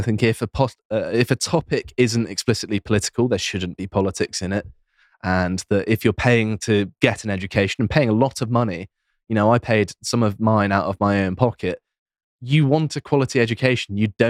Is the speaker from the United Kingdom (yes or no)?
yes; England, United Kingdom; we're English, yeah.